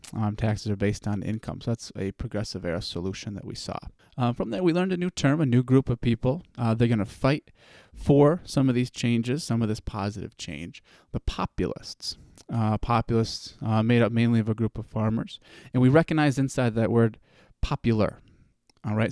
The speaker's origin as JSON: {"language": "English", "country": "United States"}